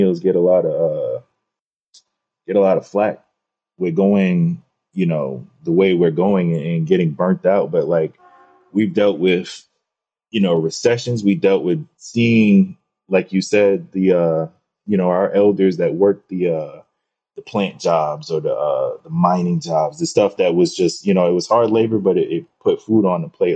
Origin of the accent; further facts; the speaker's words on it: Atlanta, Georgia, United States; growing up in Atlanta